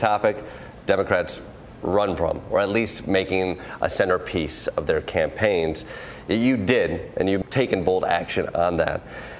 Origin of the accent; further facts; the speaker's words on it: Kalamazoo, Michigan, United States; now in New York, United States; I'm from Kalamazoo.